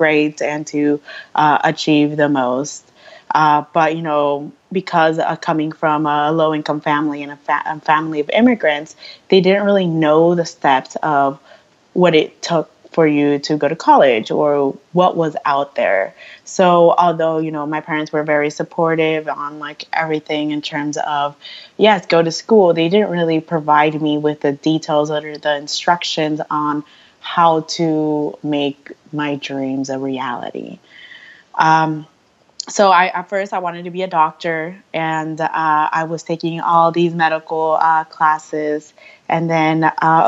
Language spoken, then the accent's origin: English; Twin Falls, Idaho, United States; moved away; I'm originally from Twin Falls, Idaho.